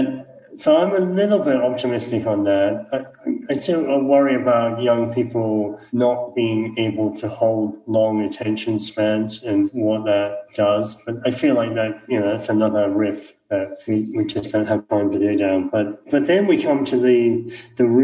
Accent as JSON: {"language": "English", "region": "Scotland", "country": "United Kingdom", "said": "I'm Scottish"}